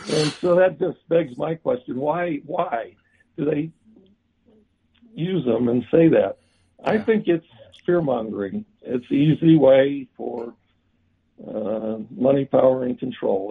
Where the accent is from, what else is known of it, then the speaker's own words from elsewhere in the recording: Chicago, Illinois, United States; born and raised on Chicago's Southwest Side near Midway Airport